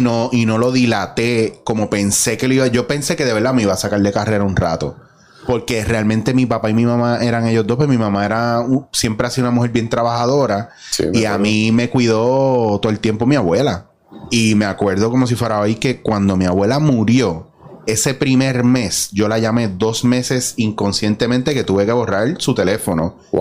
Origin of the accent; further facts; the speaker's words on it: Mayagüez, Puerto Rico; moved away; also born or lived in San Juan; yo soy de Mayagüez, Cabo Rojo